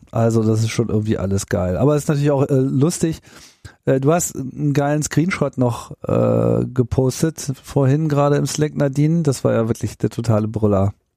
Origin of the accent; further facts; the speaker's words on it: Hanover, Lower Saxony, Germany; moved away; ich komme ja auch ursprünglich aus Hannover